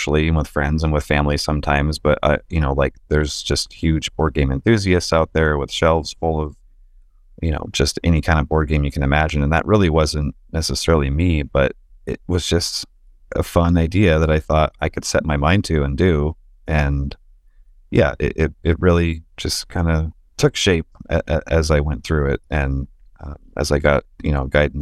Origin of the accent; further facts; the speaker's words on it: Magalia, California, United States; I did most of my actual growing up in Magalia, in Upper Magalia